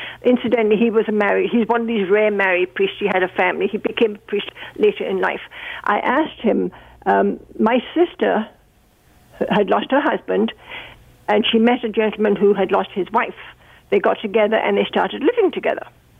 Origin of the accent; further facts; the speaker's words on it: England, United Kingdom; moved away as an adult; now in Burlington, Canada; I was brought up in England in the Catholic, in the Church of England Anglican Church. When I got married, my husband was Catholic, and he's quite a devout Catholic. So in 1955, I changed my religion to Catholicism